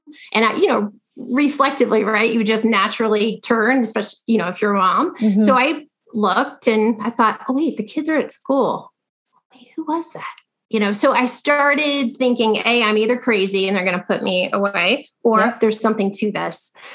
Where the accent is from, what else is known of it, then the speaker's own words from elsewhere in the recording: Ohio, United States; moved away as an adult; now in Los Angeles, United States; I was raised in Ohio by a very grounded family.